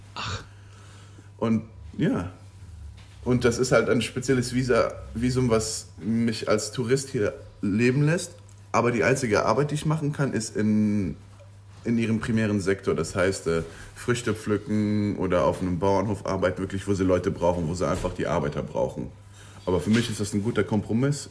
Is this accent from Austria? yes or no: no; Luxembourg; moved away as an adult; also born or lived in Aberdeen, Scotland; now in New Zealand; ich komme aus Luxemburg